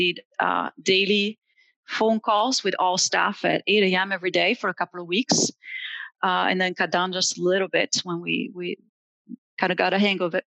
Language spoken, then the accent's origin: English; Italy; also born or lived in Indiana; now in Allen County, Indiana, United States; I am an immigrant from Italy